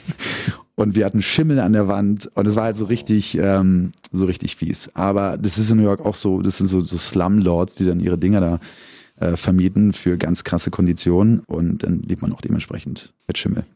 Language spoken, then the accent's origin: German; Berlin, Germany; accent: Berliner; geboren bin ich im Dominikus-Krankenhaus und das zählt, glaube ich, zu Hermsdorf. Und dann äh, nach Frohnau. Die ersten paar Jahre war ich noch in Tegel. Meine Mutter, meine beiden Eltern sind aus Berlin